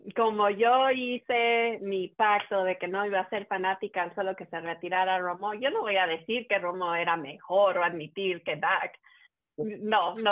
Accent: Mexico; uno siendo mexicano

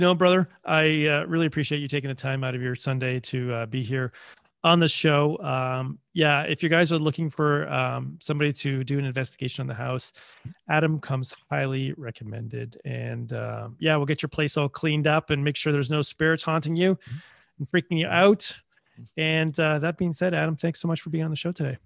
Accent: Canada; being Canadian

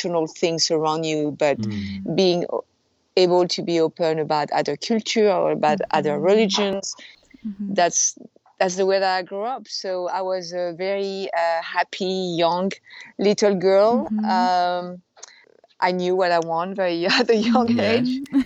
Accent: outside of Paris, Île-de-France, France; moved away as an adult; now in San Francisco, United States; I was born and raised in France. I was abandoned when I was 6 months old. It was outside of Paris.

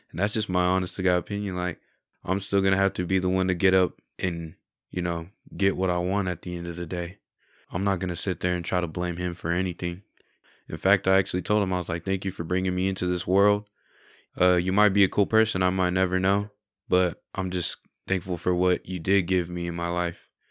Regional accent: San Angelo, Texas, United States; I really like growing up in San Angelo. I have good friends, good family here

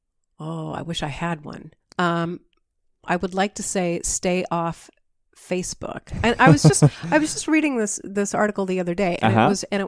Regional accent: Washington, United States; I grew up over in Eastern Washington. I come from a family of wheat farmers

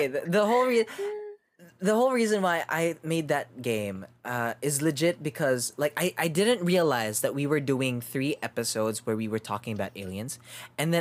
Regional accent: Australia; I'm Australian

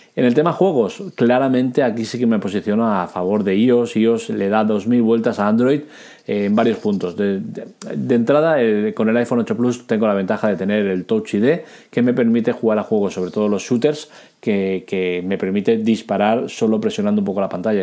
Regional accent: Catalonia, Spain; soy catalán

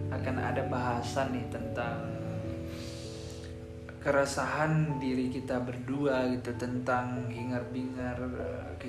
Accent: Sumatra, Indonesia; aku berhubung aku orang Sumatera ya jadi aku serahin ke si Boni aja lah

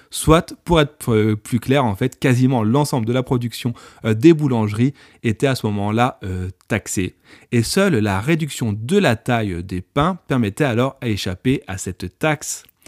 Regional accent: France; je suis français

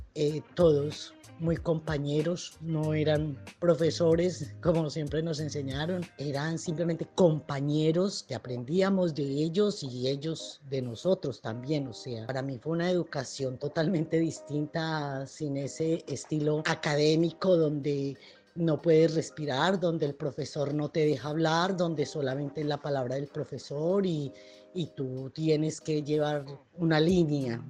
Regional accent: Colombia; moved away as an adult; also born or lived in Buenos Aires, Argentina; now in Argentina; soy de nacionalidad colombiana

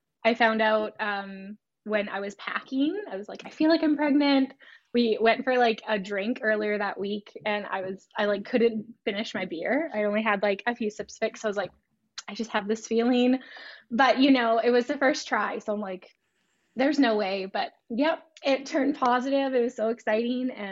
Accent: Canada; I'm from Canada

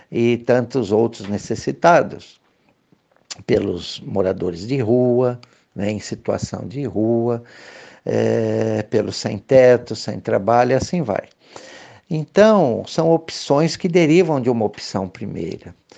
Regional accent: Bauru, São Paulo, Brazil; moved away as an adult; also born or lived in Rio de Janeiro / Nova Friburgo; eu cresci em Bauru, estudei em escola pública

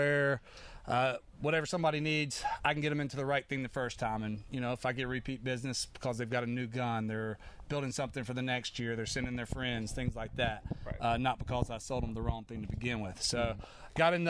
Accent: Charlotte, North Carolina, United States; I actually grew up in Charlotte there my whole life, with the exception of some time being deployed and stuff.

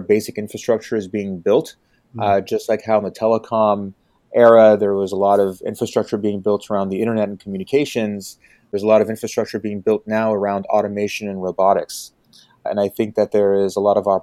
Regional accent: Bay Area, California, United States; also born or lived in Detroit; I grew up in the Bay Area

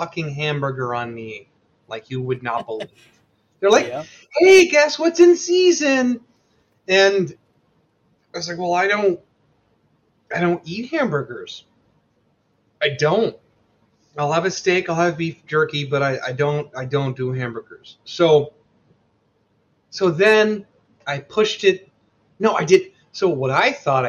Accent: Midwest, United States; I'm from the Midwest

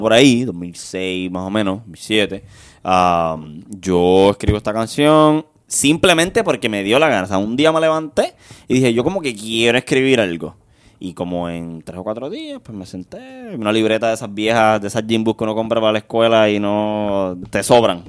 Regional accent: Guaynabo, Puerto Rico; yo soy del barrio Monacillo. sector está en la Marina de Guaynabo

